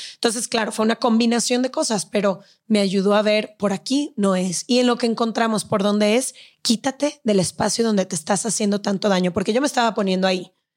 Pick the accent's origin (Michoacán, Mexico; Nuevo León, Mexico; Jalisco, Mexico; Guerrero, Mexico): Jalisco, Mexico; Guadalajara; moved away as an adult; also born or lived in Mexico City; Empaqué mis maletas de Guadalajara y me vine